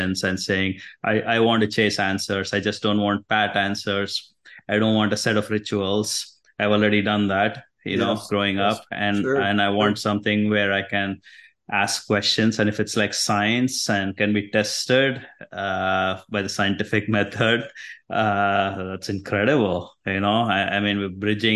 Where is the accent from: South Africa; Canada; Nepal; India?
India; moved away as an adult; now in United States; So I was raised in India. Grew up in a Hindu family.